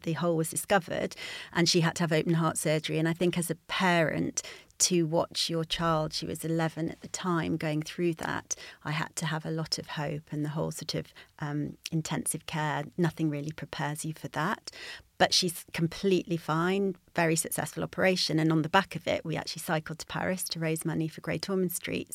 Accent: United Kingdom; moved away; also born or lived in Yorkshire; I grew up near the Peak District

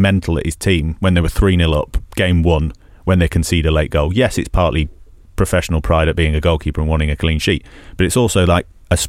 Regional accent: Salford, North West England, United Kingdom; accent: Manc; And I grew up in Salford.

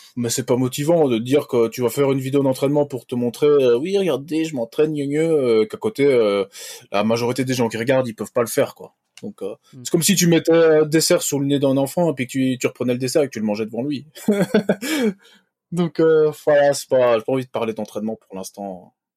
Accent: Belgium; Bon, moi je suis belge

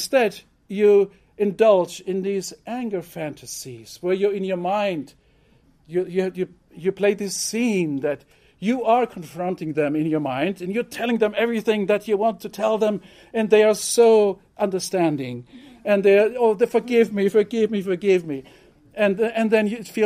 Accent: Germany; moved away; growing up in Germany, I learned to be punctual

